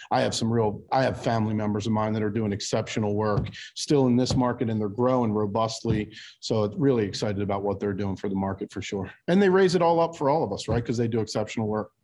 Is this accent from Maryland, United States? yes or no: yes; Baltimore, Maryland, United States; now in New Jersey, United States; I'm born and raised in Baltimore